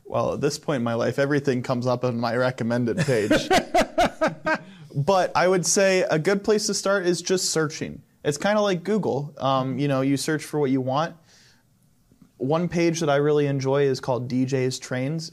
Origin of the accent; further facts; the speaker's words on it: Arlington, Ohio, United States; I grew up in Arlington, Ohio, which is a small town basically south of Fostoria